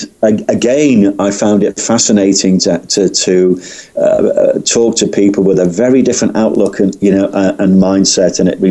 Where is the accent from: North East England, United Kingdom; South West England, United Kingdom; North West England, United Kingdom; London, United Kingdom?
North West England, United Kingdom; Birkenhead; moved away as an adult; also born or lived in Scotland / Gatwick area; my hometown is a place called Birkenhead, which is across the water from Liverpool. I often get accused of coming from Liverpool, but slightly different.